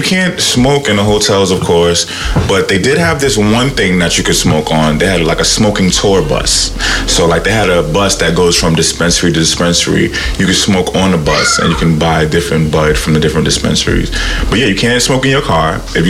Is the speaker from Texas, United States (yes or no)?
no; New York, United States; I'm from New York.